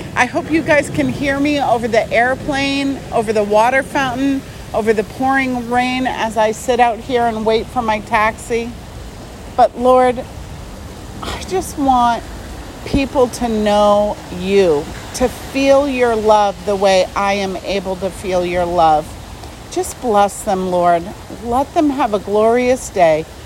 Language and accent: English; Arizona, United States; I'm from Arizona and it never rains